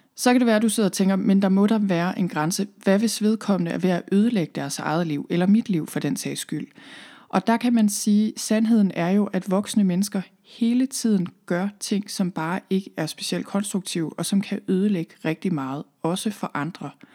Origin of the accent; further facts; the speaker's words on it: Thy, North Denmark Region, Denmark; moved away as an adult; also born or lived in Copenhagen / London; Jeg er oprindeligt her fra Thy, hvor jeg sidder lige nu